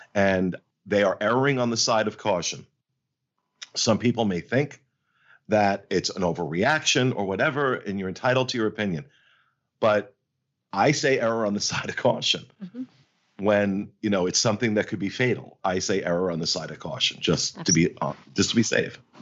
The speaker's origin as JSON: {"language": "English", "region": "New Jersey", "country": "United States", "said": "I'm from Jersey. I'm from Jersey"}